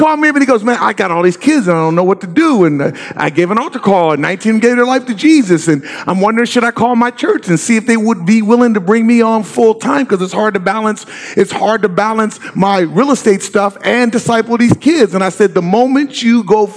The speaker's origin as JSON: {"language": "English", "town": "Inglewood", "region": "California", "country": "United States", "tie": "born or raised there", "also_born_or_lived": "Corvallis, Oregon", "moved": "as an adult", "lives_now": "Oregon, United States", "said": "I grew up in LA, born and raised in Inglewood"}